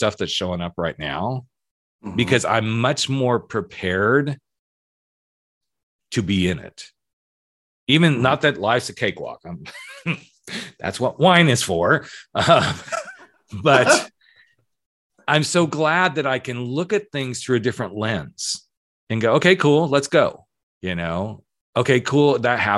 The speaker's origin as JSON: {"language": "English", "region": "the South", "country": "United States", "tie": "born or raised there", "said": "I was born in the South"}